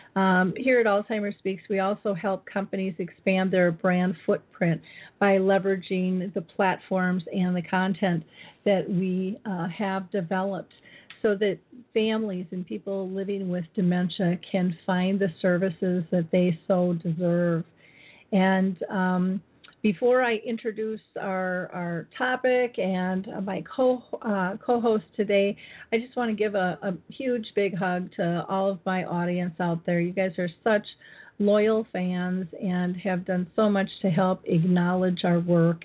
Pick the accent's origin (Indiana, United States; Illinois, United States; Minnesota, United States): Minnesota, United States; my hometown in Minnesota